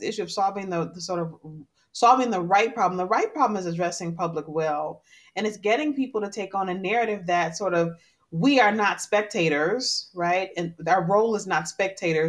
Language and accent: English; Detroit, Michigan, United States; I grew up in Detroit at a time when Detroit was really in a tough spot